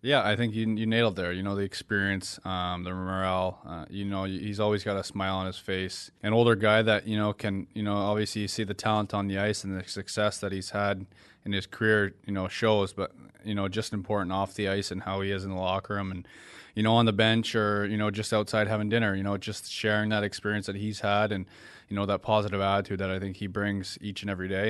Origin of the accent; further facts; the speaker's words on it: Ontario, Canada; now in Florida, United States; I'm from Ontario